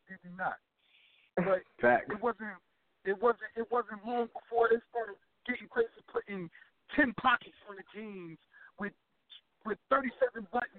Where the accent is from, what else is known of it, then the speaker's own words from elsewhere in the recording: Newark, New Jersey, United States; I'm from Newark, New Jersey.